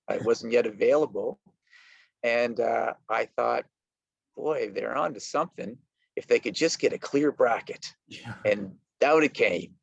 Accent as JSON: {"language": "English", "country": "Canada", "said": "I am from Canada"}